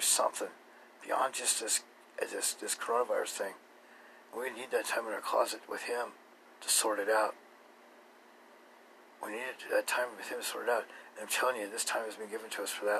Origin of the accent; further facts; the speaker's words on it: Boise, Idaho, United States; I'm from Boise, Idaho. And there's a great river here